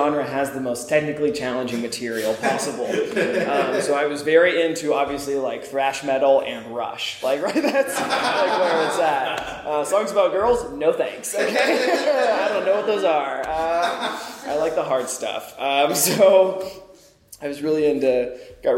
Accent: Springfield, Missouri, United States; moved away; I'm from Springfield, Missouri

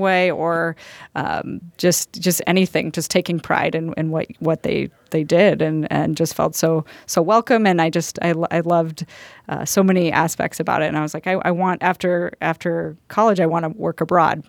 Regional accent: Colorado, United States; we're from Colorado

